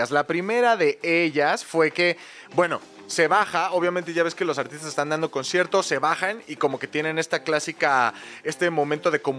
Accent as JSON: {"language": "Spanish", "country": "Mexico"}